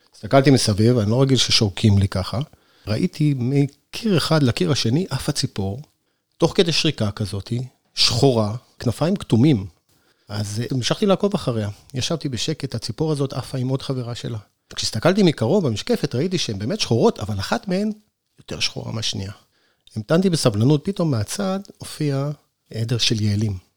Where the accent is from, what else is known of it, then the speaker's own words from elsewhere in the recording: Northern Israel, Israel; now in Sde Boker, Israel; אני לא נולדתי במדבר, אני נולדתי בצפון בכלל